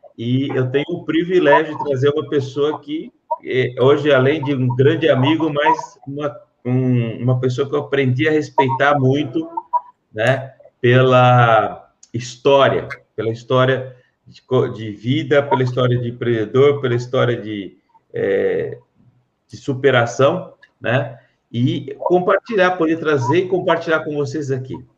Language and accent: Portuguese; Pirassununga, São Paulo, Brazil; now in Guarulhos, Brazil; Guarulhos é a minha segunda cidade, porque a primeira é Pirassununga, onde eu nasci, né, no interior lá